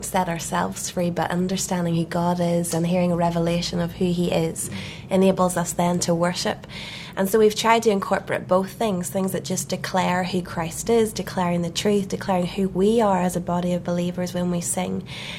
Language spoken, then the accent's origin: English; Belfast, Northern Ireland, United Kingdom; We're from Belfast, Northern Ireland.